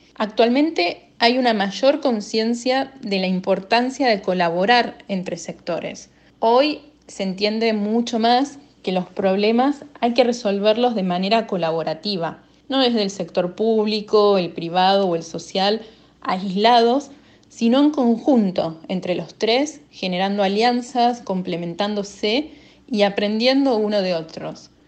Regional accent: Argentina; de Argentina

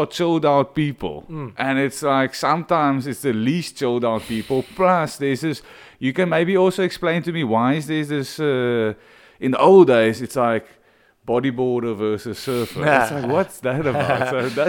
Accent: Stellenbosch, Western Cape, South Africa; Like when I grew up in Stellenbosch, and it was almost like if you don't go to Cool Bay and you go to Strand, you're a bit of a pussy.

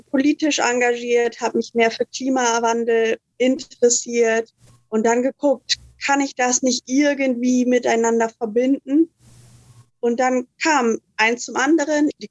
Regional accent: Germany; now in Fiji; Wie gesagt, ich komme aus Deutschland, bin 2018 nach Fidschi gekommen

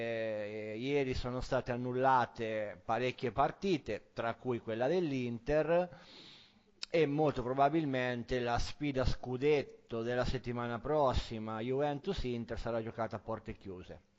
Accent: Marche, Italy; io che sono marchigiano

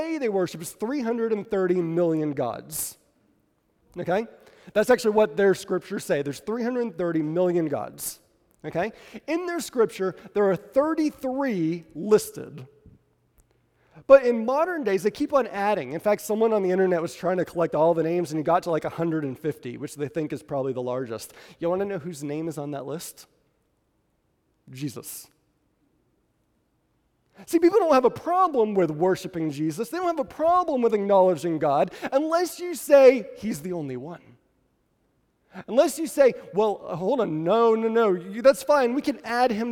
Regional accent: New England, United States; now in Southern United States; I'm from New England

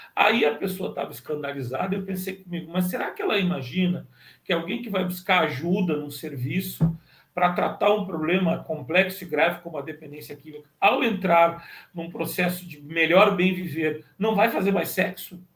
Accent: Pelotas, Rio Grande do Sul, Brazil; eu sou natural de Pelotas

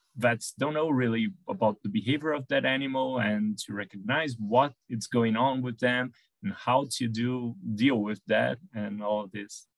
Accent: São Paulo, Brazil; since I live in a, in a busy city here, I'm from Sao Paulo in Brazil

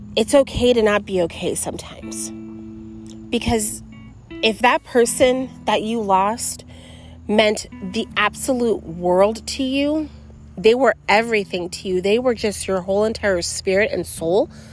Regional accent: New York City, New York, United States; moved away; also born or lived in Florida; I grew up in New York City, and then me and my mom moved down to Florida together

